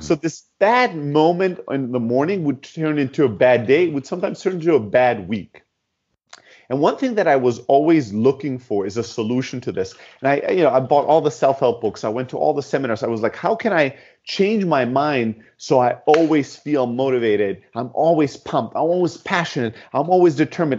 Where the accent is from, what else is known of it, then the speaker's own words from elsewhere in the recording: Southern Germany, Germany; moved away; also born or lived in Greece; originally from Greece, uh, born and raised in Germany and the south of Germany